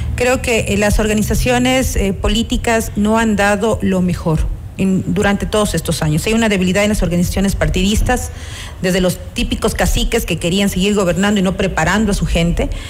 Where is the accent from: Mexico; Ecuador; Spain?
Ecuador; como ecuatorianos y ecuatorianas